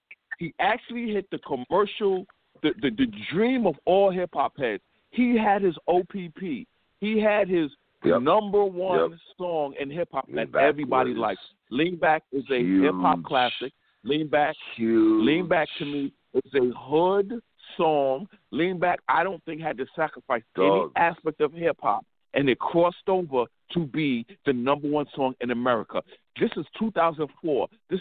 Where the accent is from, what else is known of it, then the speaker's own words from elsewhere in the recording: New York City, New York, United States; I'm from New York.